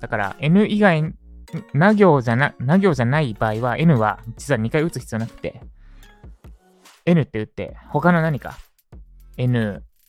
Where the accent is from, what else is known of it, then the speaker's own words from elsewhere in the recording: Katsushika, Tokyo, Japan; 東京都葛飾区立石、私の実家ですね